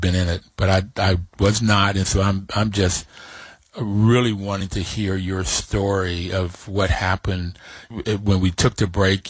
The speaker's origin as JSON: {"language": "English", "town": "New York City", "region": "New York", "country": "United States", "tie": "born or raised there", "also_born_or_lived": "Kentucky", "said": "I was born in New York"}